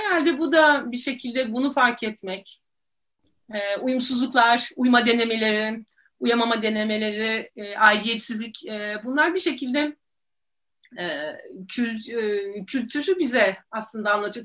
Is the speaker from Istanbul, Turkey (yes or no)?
yes; Istanbul, Turkey; İstanbulluyum ee, ve Boğazlıyım